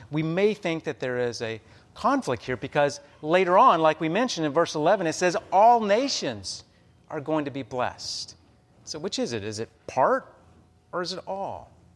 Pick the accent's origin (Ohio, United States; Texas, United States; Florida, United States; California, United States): Texas, United States; Amarillo; now in Omaha, United States; my hometown of Amarillo, Texas